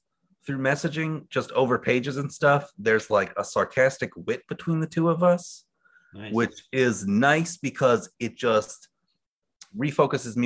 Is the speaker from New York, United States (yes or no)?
yes; Long Island, New York, United States; moved away; I'm from Long Island. I live out in the East where it's very much like farmlands. And where my house was right by an airfield just like this